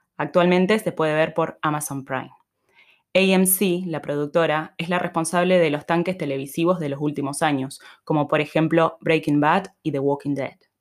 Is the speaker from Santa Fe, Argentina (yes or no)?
no; Misiones, Argentina; moved away; also born or lived in Buenos Aires; yo en Argentina soy de Misiones